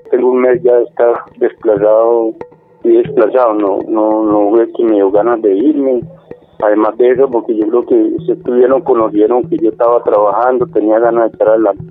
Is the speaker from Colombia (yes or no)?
yes; Ituango, Antioquia, Colombia; moved away; soy del municipio de Ituango. Hace tres años llegamos al espacio de Santa Lucía.